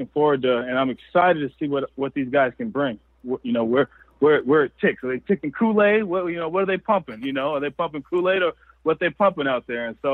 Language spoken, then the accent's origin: English; Southern California, United States; now in Cheney, United States; I grew up down in Southern California